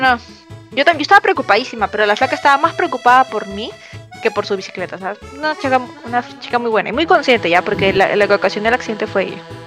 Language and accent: Spanish; Peru; yo soy vengo acá de Perú de visita